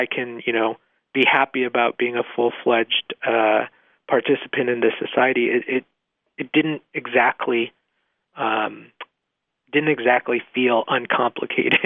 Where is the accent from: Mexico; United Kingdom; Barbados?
Mexico; now in Nevada, United States; I was born in Mexico